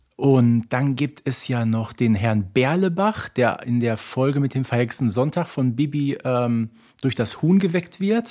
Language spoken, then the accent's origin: German; Ruhr area, North Rhine-Westphalia, Germany; die ich als Kind des Ruhrgebietes überhaupt nicht kannte damals